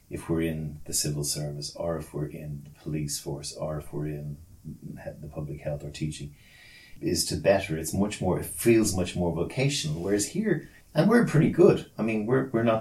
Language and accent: English; Australia; like I lived in Australia, I am Australian.